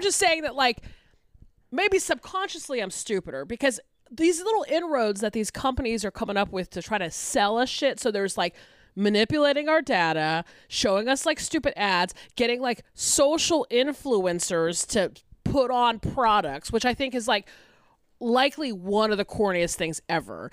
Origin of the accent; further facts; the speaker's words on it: Atlanta, Georgia, United States; my hometown paper, the Atlanta Journal Constitution